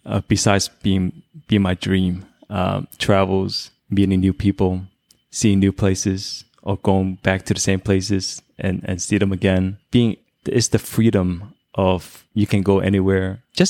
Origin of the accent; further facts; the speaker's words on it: New York, United States; Being I'm from New York, that also added some points for sure.